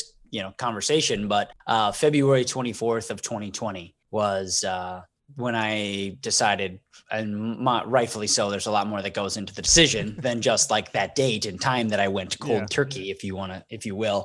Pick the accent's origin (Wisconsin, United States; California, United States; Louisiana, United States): Wisconsin, United States; I'm from the state of Wisconsin